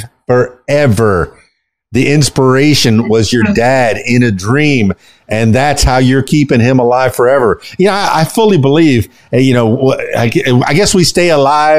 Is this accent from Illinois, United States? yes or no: no; Miami, Florida, United States; now in Arkansas, United States; I was born in Miami, born and raised in Miami.